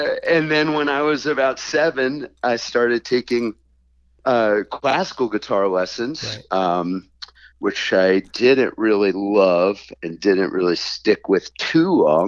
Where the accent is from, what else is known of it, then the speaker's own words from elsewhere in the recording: Boston, Massachusetts, United States; also born or lived in New York; I was born in New York, but when I was about four, my family moved to the Boston area.